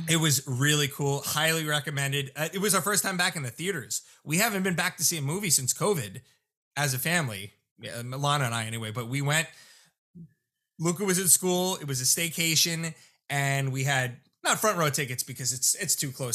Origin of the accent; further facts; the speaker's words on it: Lindenhurst, South Shore, New York, United States; where I grew up in Lyndhurst on the South Shore